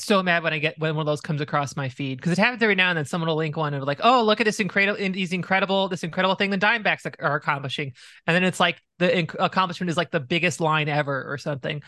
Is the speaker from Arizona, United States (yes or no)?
yes; Arizona, United States; Growing up in Arizona